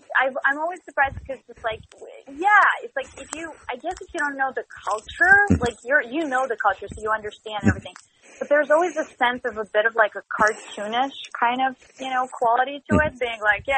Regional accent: Russia; English is a second language; now in United States; because I came here from Russia and I had to do like a lot of, you know, serious acting training and film training and everything.

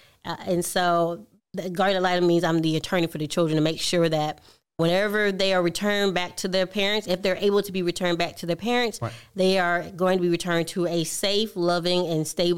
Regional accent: Milledgeville, Georgia, United States; also born or lived in Michigan; I was born and raised here in Millersville, Georgia.

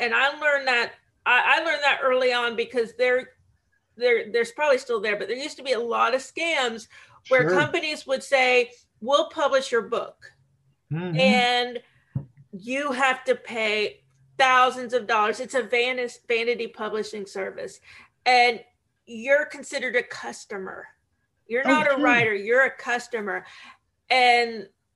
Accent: Savannah, Georgia, United States; That's where I'm from. I was born and raised in Savannah

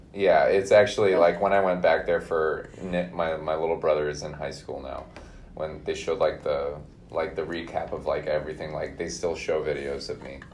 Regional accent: Minnesota, United States; born in Minnesota, grew up there, um, went to college in Minnesota

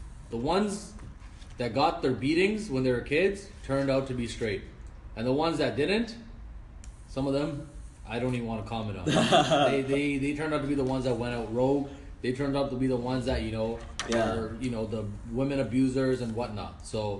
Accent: Toronto, Ontario, Canada; while I was born and raised in Toronto, why do I have to follow the ways of how my parents were raised?

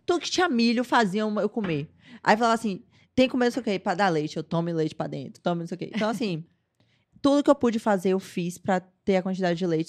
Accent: Salvador, Bahia, Brazil; eu nasci em Salvador, sou baiana. Nascida e criada em Salvador.

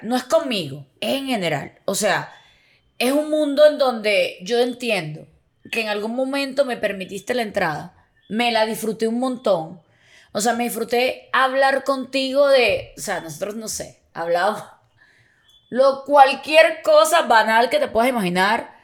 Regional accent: Venezuela; somos de Venezuela

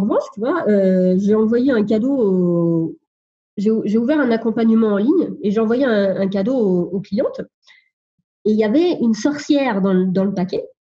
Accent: Sologne, Centre-Val de Loire, France; je suis originaire de la Sologne, c'est le centre de la France

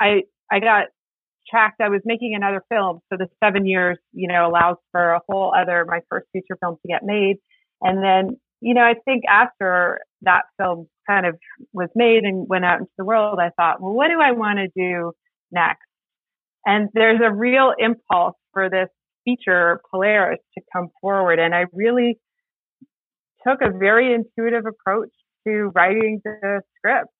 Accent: Northwest Territories, Canada; I'm from the Northwest Territories

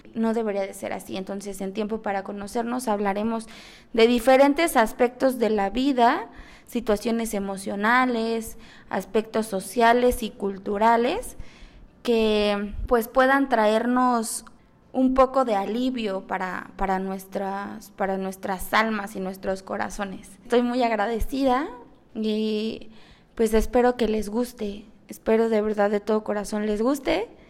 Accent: Mexico City, Mexico; now in Cancún, Mexico; soy originaria de la Ciudad de México, 100% chilanga

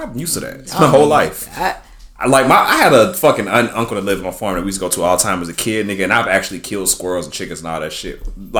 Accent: the South, United States; I'm from the South.

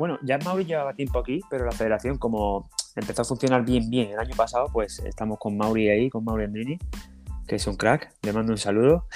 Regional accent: Chiclana de la Frontera, Andalusia, Spain; also born or lived in Frankfurt, Germany; now in Germany

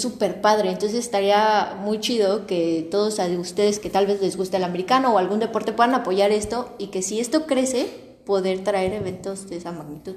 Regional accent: Mexico City, Mexico; now in Cancún, Mexico; yo sí vengo de la Ciudad de México y ahí mi familia juega en perros negros

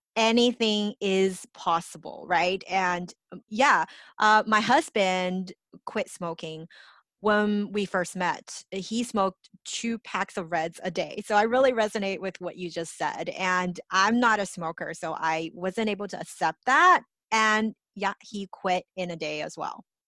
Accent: Los Angeles, California, United States; I grew up in Los Angeles

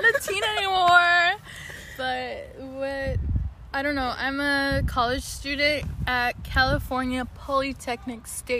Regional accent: Iran; also born or lived in Japan / Toronto, Canada / Bay Area, United States; I was born in Japan, but I'm full Persian. So just imagine in your head a Middle Eastern person sitting here talking to you. And I grew up in Iran and in Toronto.

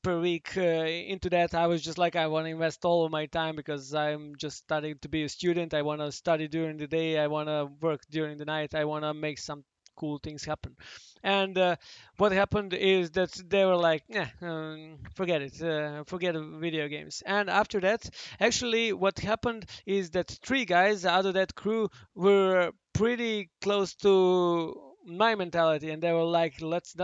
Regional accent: Belgrade, Serbia; I'm from Belgrade originally

